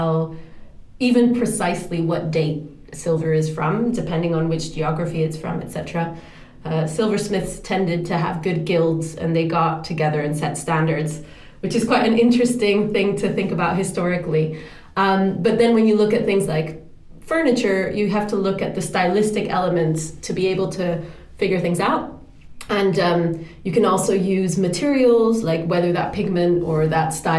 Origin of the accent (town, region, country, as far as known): Dominican Republic; born or raised there; moved away; also born or lived in Europe / New York